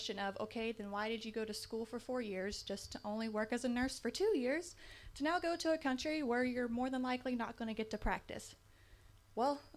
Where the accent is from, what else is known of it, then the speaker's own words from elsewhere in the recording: Washington, North Carolina, United States; moved away as an adult; now in Japan; I'm from Little Washington, North Carolina